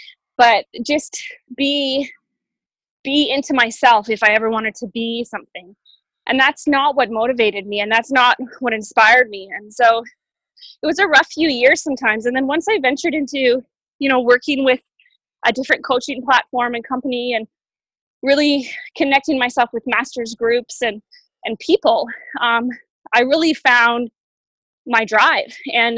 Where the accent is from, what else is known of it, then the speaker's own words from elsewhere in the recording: Boulder, Colorado, United States; In Colorado, in my hometown in Boulder, I think we have about 12 to 15.